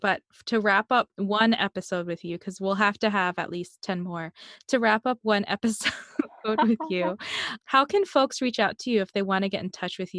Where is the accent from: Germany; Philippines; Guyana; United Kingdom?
Philippines; that's just part of me being Filipino.